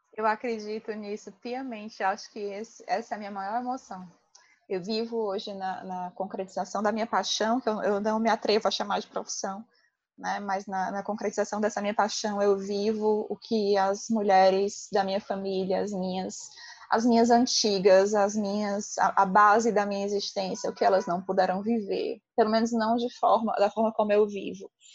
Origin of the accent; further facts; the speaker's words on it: Ceará, Brazil; eu sou muito orgulhosa da minha terra, muito orgulhosa do meu povo